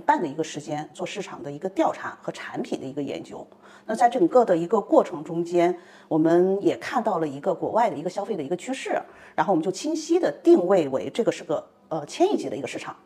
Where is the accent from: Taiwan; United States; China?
China; 我们中国人